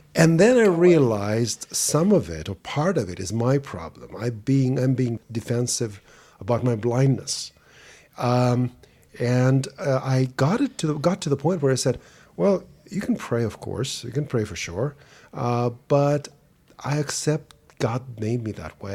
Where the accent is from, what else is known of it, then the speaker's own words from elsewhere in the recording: Saint Petersburg, Russia; English is a second language; now in Germany; I was born in Leningrad, which is now St. Petersburg, Russia, and back in 1969